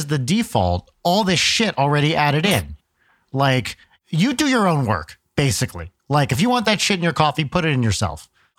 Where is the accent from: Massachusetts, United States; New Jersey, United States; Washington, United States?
New Jersey, United States; So I grew up in Jersey, North Jersey, outside New York, and did not drink coffee growing up.